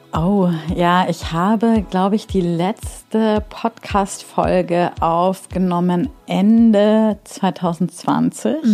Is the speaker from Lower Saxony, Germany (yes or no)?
no; Munich, Bavaria, Germany; moved away as an adult; now in Berlin, Germany; ich komme ja aus München